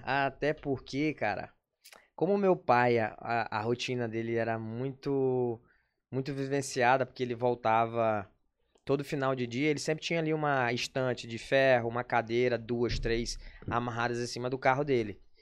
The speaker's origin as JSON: {"language": "Portuguese", "town": "São Luís", "region": "Maranhão", "country": "Brazil", "tie": "born or raised there", "also_born_or_lived": "Parambu, Ceará / Porto Alegre / Manaus / Recife", "said": "Eu sou natural, posso dizer que hoje sou natural de São Luís, porque eu cheguei aqui, eu tinha sete anos de idade."}